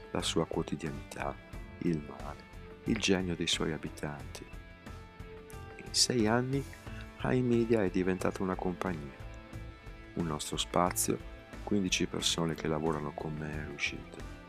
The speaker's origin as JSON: {"language": "Italian", "town": "Gaza", "region": "Gaza Strip", "country": "Palestine", "tie": "born there", "said": "Sono nato in Palestina 33 anni fa. I miei amici dicono che il mio sorriso sia contagioso. A 12 anni mi sono innamorato di una fotocamera, la prima che vedevo in vita mia. Sai, a Gaza non se ne vedono tante"}